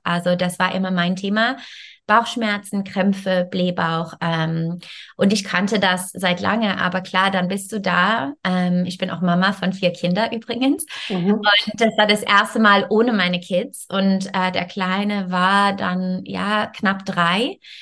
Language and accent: German; Canada; German is a second language; moved away as an adult; also born or lived in France; now in Germany; Ich komme ursprünglich aus Kanada ähm, und ich wohne in Deutschland ungefähr jetzt, äh, ich denke, 14 Jahre